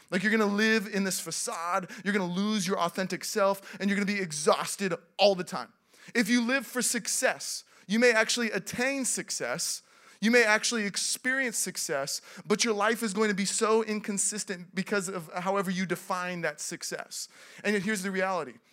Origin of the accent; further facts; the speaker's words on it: Seattle, Washington, United States; moved away as an adult; also born or lived in Los Angeles; I grew up in Seattle.